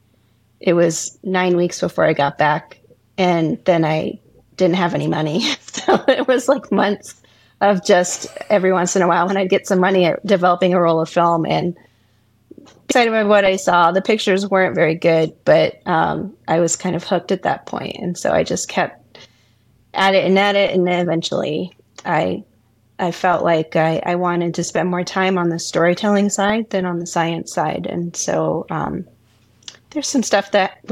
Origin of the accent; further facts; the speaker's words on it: Virginia, United States; now in Astoria, United States; I grew up in Virginia, but out on the coast on the Chesapeake Bay.